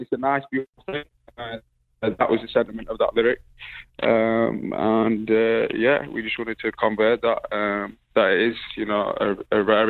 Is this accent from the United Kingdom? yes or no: yes; Bradford, Yorkshire and the Humber, United Kingdom; I'm from Bradford